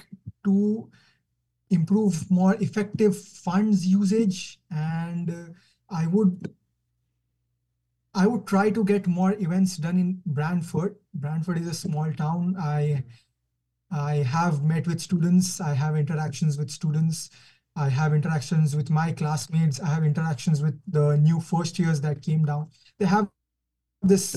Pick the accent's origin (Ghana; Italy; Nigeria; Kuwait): Kuwait; moved away as an adult; now in Canada; I'm from Kuwait. I'm born in Kuwait, born and brought up in Kuwait.